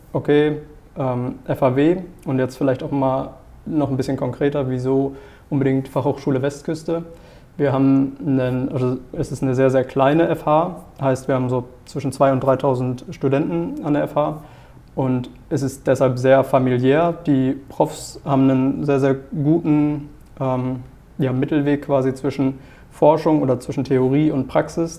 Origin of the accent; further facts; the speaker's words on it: near Paderborn, North Rhine-Westphalia, Germany; moved away as an adult; now in Heide, Germany; ich auch eine Zusage für Wirtschaftspsychologie, ähm, quasi in der Nähe von Paderborn